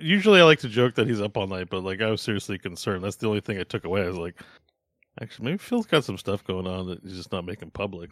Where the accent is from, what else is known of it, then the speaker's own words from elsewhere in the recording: Canada; as a Canadian